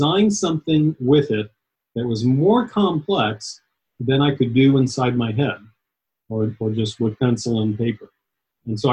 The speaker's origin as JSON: {"language": "English", "town": "Atlanta", "region": "Georgia", "country": "United States", "tie": "born or raised there", "also_born_or_lived": "Dayton, Ohio", "said": "I grew up mostly in Atlanta, Georgia, a little bit in around Dayton, Ohio, but mostly Georgia."}